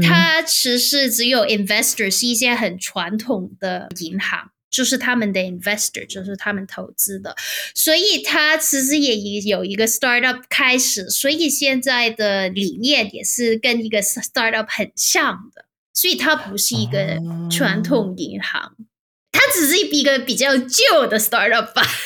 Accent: Hong Kong; moved away as an adult; now in Stockholm, Sweden; 我在香港理工大学读 bachelor，就是 interaction design

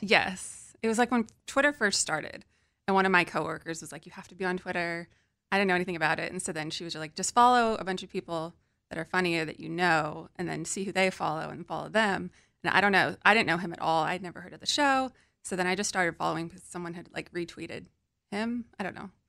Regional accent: California, United States; also born or lived in New York; I'm from California

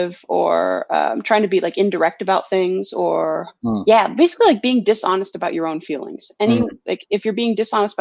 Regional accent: California, United States; moved away as an adult; also born or lived in Philadelphia / Norway; now in Boston, United States; I grew up in California

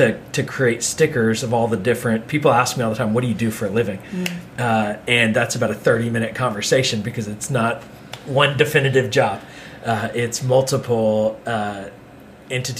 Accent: the South, United States; now in New York, United States; we're from the South

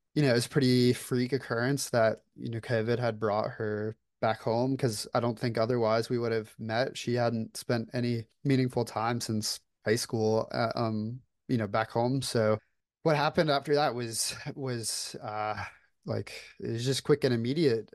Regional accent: Florida, United States; moved away as an adult; now in Atlanta, United States; I currently live in Atlanta, Georgia. I was born and raised in Florida

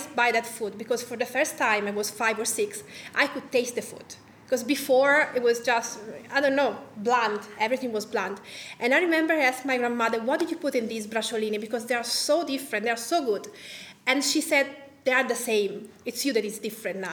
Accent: Tuscany, Italy; I was born in Tuscany in the house where my grandmother was born and my father was born. So I didn't travel a lot.

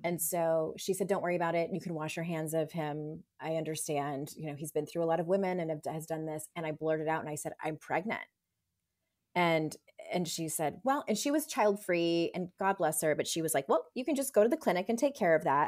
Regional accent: San Diego, California, United States; I'm from San Diego

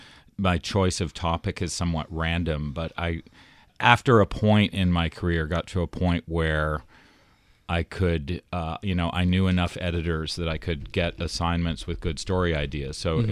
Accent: Toronto, Ontario, Canada; moved away as an adult; also born or lived in United States; I was from Toronto, and I did not have a sense of Wall Street at the time.

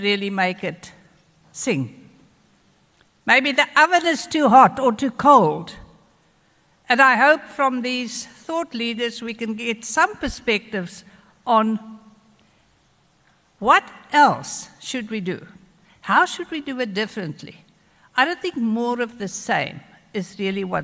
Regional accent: KwaZulu-Natal, South Africa; we in KwaZulu-Natal

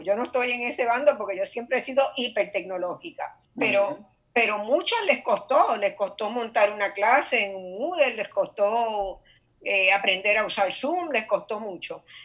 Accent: Puerto Rico; somos los puertorriqueños

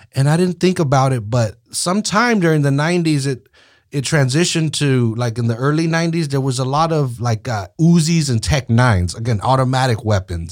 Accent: Salinas, California, United States; we grew up there

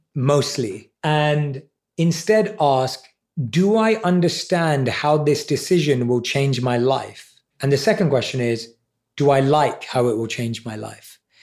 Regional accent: London, United Kingdom; I was around seven or eight years old in primary school in London

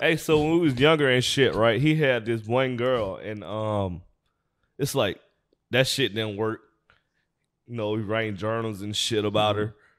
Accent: Atlanta, Georgia, United States; also born or lived in California; now in Los Angeles, United States; we born and raised in Atlanta, Georgia

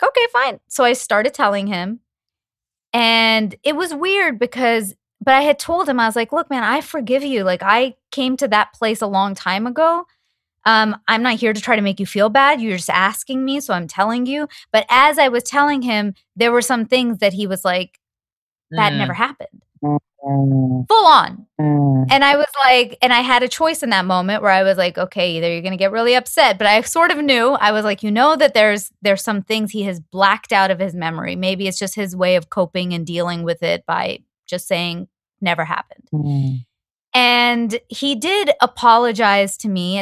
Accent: Toronto, Ontario, Canada; moved away; I'm from Toronto. I just went back home for the holidays

